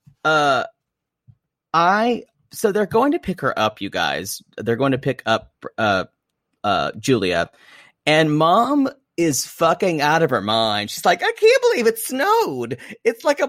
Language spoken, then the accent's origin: English; South Carolina, United States; also born or lived in Louisiana; my experience growing up in South Carolina